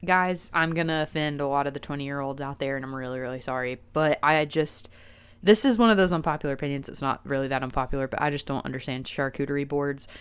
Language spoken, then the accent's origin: English; Chattanooga, Tennessee, United States; born and raised in East Tennessee. I am from Chattanooga